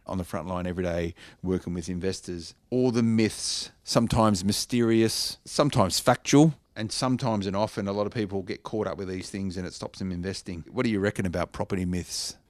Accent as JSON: {"language": "English", "town": "Blacktown", "region": "New South Wales", "country": "Australia", "tie": "born or raised there", "said": "I grew up in Blacktown. I know the area well"}